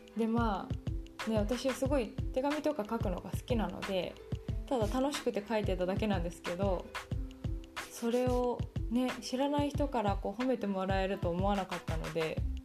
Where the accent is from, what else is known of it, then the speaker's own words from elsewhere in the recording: Tokyo, Japan; moved away as an adult; also born or lived in Singapore; now in Silicon Valley, United States; 今までこう東京で育ってこうシンガポールでも働いて